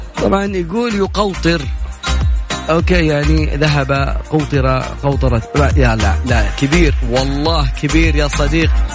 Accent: Najd, Saudi Arabia; في عندنا بنجد

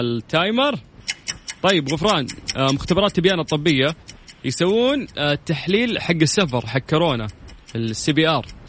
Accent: Saudi Arabia

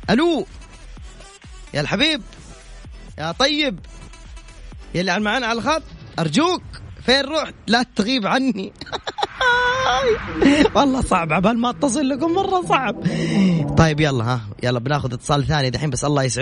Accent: Jeddah, Makkah Province, Saudi Arabia; من وين انت من مدينه من جده من جده

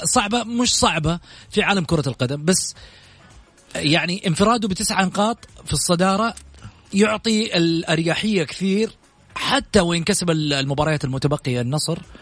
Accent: Saudi Arabia; احنا كلنا كسعوديين

